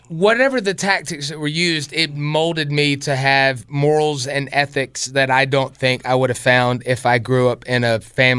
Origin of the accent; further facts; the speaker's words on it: Spartanburg, South Carolina, United States; I grew up in Spartanburg, 26.